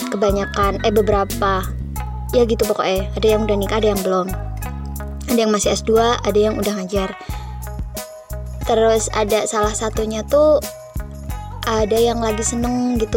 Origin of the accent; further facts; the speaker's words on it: Yogyakarta, Special Region of Yogyakarta, Indonesia; accent: medok; Aku asli orang Jogja, tinggal di Gunung Kidul